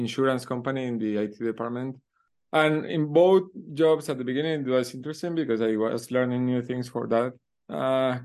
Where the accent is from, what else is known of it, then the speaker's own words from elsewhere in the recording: Colombia; also born or lived in Uruguay; I actually was born in Uruguay, even though all my family is from Colombia. I grew up in Colombia